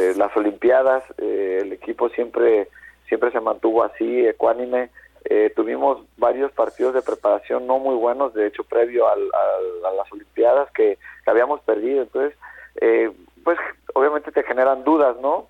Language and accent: Spanish; Guadalajara, Jalisco, Mexico; moved away; yo que soy de Guadalajara